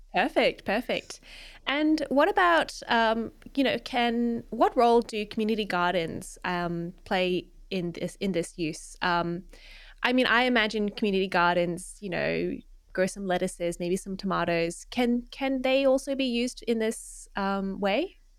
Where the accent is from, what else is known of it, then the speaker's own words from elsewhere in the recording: Australia; also born or lived in Melbourne; being an Australian